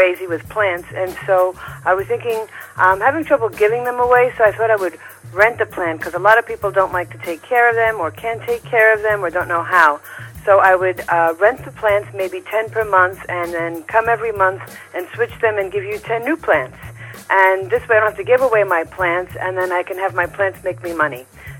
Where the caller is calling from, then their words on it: New York City, New York, United States; I'm calling from Flushing, Queens in New York City.